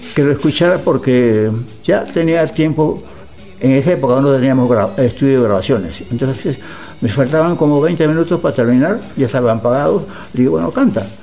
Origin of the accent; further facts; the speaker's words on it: Lima, Peru; moved away as an adult; also born or lived in Buenos Aires, Argentina / Montevideo, Uruguay / Brazil; Yo salí de Perú en el año 51 a Buenos Aires a estudiar ingeniería